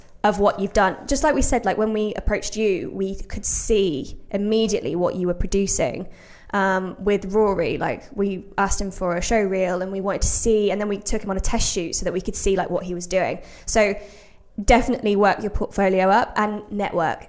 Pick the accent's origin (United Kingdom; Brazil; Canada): United Kingdom; Brixworth, East Midlands; born or raised there